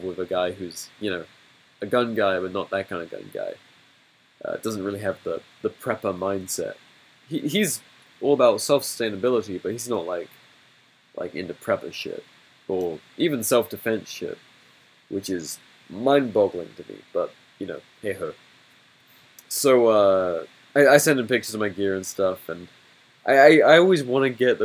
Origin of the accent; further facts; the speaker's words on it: England, United Kingdom; growing up in England